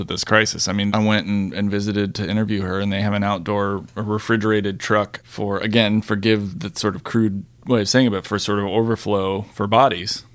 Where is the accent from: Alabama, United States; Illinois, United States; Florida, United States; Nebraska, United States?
Florida, United States; I'm also from Florida